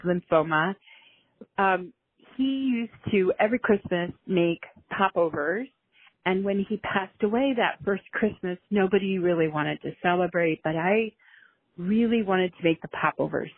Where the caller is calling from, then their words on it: Ashland, Ohio, United States; Pastor … from Ashland, Ohio calling